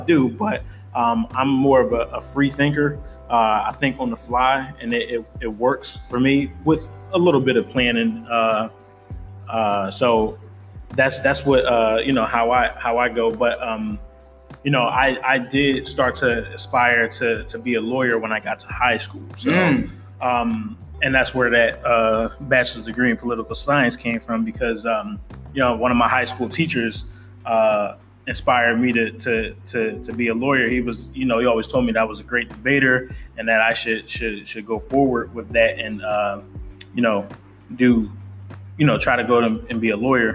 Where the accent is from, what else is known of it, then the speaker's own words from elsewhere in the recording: Philadelphia, Pennsylvania, United States; I'm born and raised in the city of Philadelphia. Yep, I grew up in Germantown and moved to Mount Airy.